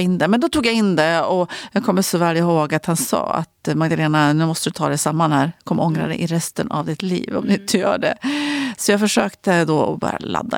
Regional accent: Ullånger, Västernorrland County, Sweden; also born or lived in Örnsköldsvik; när vi flyttade till Ullånger från Övik när jag var liten kom jag så väg och jag var ju bara fem då

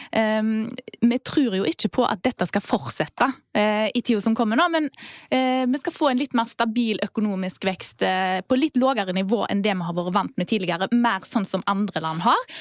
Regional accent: Vindafjord, Rogaland, Norway; Rundt omkring der jeg kommer fra, f.eks. Vindafjord kommune

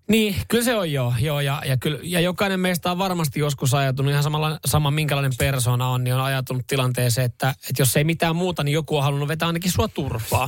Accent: Seinäjoki, South Ostrobothnia, Finland; born or raised there

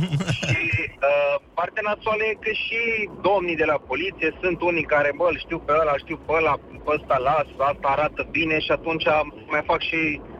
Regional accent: Arad, Arad County, Romania; vă sunt din Arad.

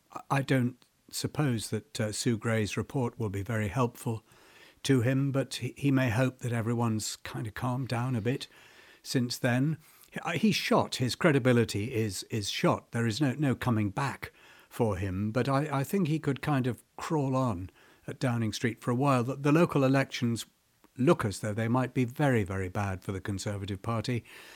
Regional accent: South Africa; born there; Yes, I was a wild colonial boy, really. I was born in South Africa

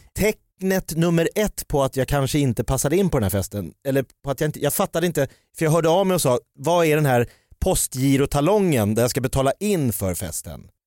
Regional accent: Jakobsberg, Stockholm County, Sweden; Jag är från Jakobsberg

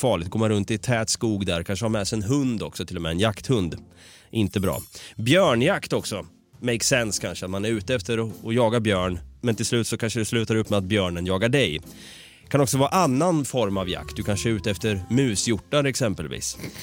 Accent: Norrköping, Östergötland, Sweden; now in Stockholm, Sweden; Vi är ju från Norrköping. Jag eh, har ju gått runt där i Vrinnebyskogen då mm. som skogen heter, som ligger närmast det område jag bor

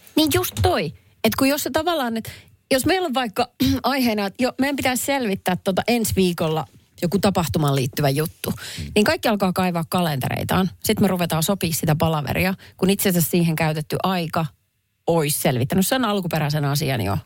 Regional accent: Perniö, Southwest Finland, Finland; moved away; sieltä, mistä minä olen kotoisin kylä, jossa asuu ehkä 5000 ihmistä.

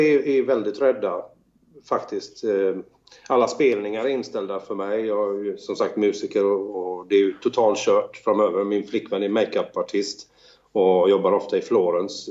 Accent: Sweden; now in Italy; som svensk musiker

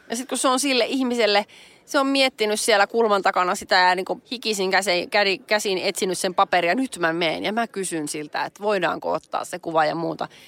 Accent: Nurmes, North Karelia, Finland; mä oon Nurmeksasta, me ollaan molemmat pikkukaup- naapuripitäjien tyttöjä

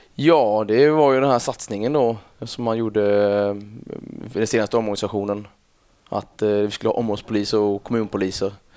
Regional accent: Kalmar, Kalmar County, Sweden; also born or lived in Öland; Jag eh, är uppväxt i ett samhälle som heter, eller en ja, ett samhälle utanför Kalmar, då, 6 km ungefär, Rinkebyholm

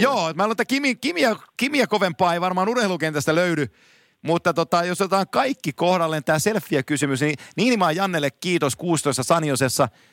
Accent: Finland; mä oon Suomesta

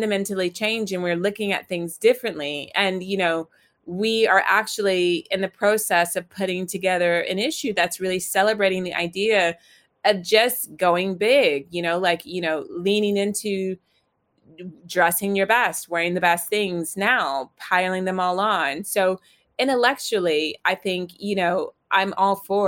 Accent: Virginia, United States; I grew up in the South in Virginia in the States

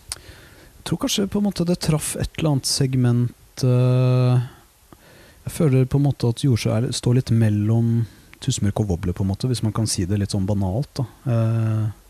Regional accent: Våler, Østfold, Norway; now in Oslo, Norway; jeg kommer fra Våler i Østfold

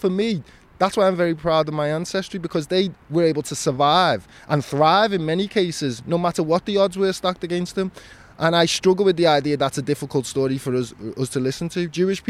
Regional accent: Liverpool, North West England, United Kingdom; how can you tell me what a quintessential Scouser looks like? I'm as Scouser as anybody else. This is a city of immigrants.

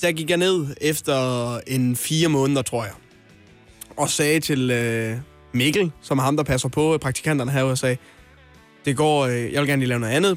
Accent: Hjørring, North Denmark Region, Denmark; now in Copenhagen, Denmark; Vendsyssels hovedstad er jeg fra. otteoghalvfems nul nul. Hjørring.

